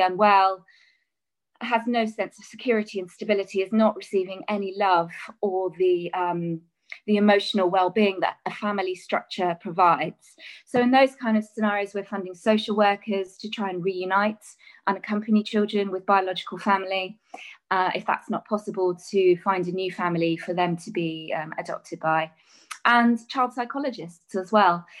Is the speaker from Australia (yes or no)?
no; England, United Kingdom; a child growing up in England